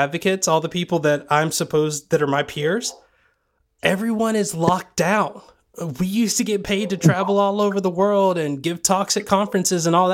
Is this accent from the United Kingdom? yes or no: no; Sweetwater, Tennessee, United States; moved away; also born or lived in Georgia; Sweetwater, Tennessee, where I grew up